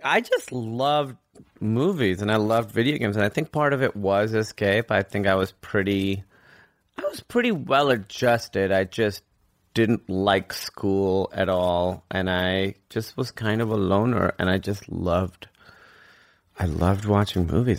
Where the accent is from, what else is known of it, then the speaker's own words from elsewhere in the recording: Karachi, Sindh, Pakistan; moved away as an adult; also born or lived in Grinnell, Iowa / New York; I grew up in Karachi, which is, like, the biggest city in Pakistan.